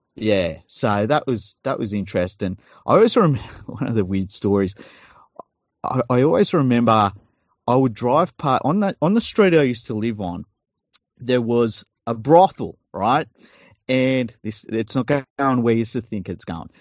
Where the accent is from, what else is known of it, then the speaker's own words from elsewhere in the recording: Sydney, New South Wales, Australia; we we grew up in Tregear